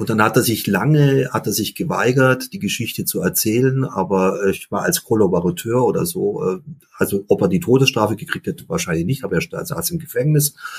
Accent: Ravensburg, Baden-Württemberg, Germany; also born or lived in Limburg; weil wir in der Stadt gewohnt haben, in Süddeutschland, in Ravensburg

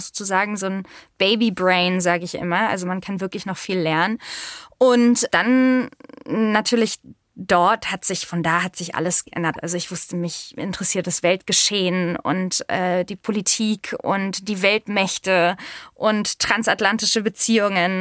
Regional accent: Berlin, Germany; Ich bin aber tatsächlich richtiger Berliner, also Ur-Berliner. Ich bin in Berlin-Zehlendorf geboren, aufgewachsen in Steglitz und natürlich mehrsprachig aufgewachsen

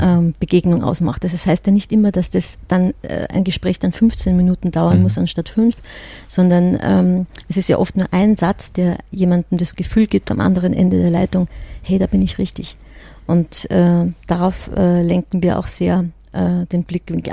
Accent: Austria; now in Germany; ich komme ja aus Österreich und bin ja eher so aus der Gastgeber-Ecke

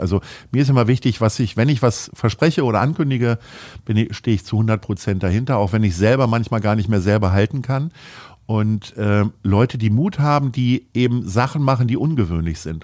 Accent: Stadthagen, Lower Saxony, Germany; moved away as an adult; now in Hamburg, Germany; in meinem Heimatort äh, in der Nähe von Hannover in Stadthagen

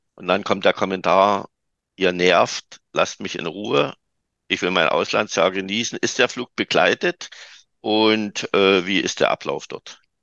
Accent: Saxony, Germany; Bei uns in Sachsen

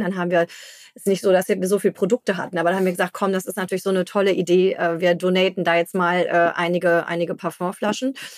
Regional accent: Hamburg, Germany; als Hamburger

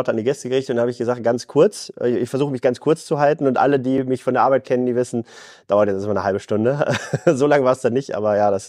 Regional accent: Bielefeld, North Rhine-Westphalia, Germany; In Bielefeld habe ich wirklich alles, was ich brauche. Ich fühle mich einfach wohl und das ist meine Heimat.

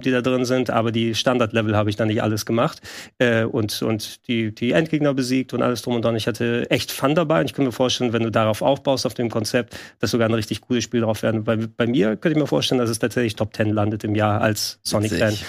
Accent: Greece; als Grieche

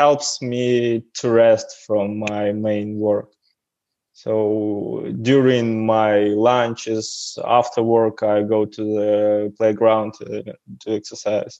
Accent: Davyd-Haradok, Brest Region, Belarus; English is a second language; And I'm from Belarus. I was born on the south of Belarus, a small city called Davidgorodok

